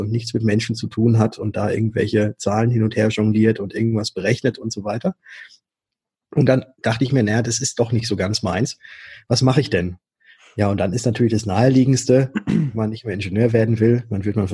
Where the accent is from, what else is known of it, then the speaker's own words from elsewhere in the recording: Würzburg, Bavaria, Germany; also born or lived in Stuttgart; Ich komme aus Würzburg, aber war in Stuttgart und habe dort Fahrzeug- und Motorentechnik studiert.